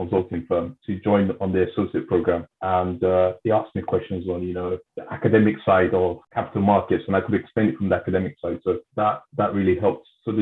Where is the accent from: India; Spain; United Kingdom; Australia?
United Kingdom; London; in my community where I grew up in South London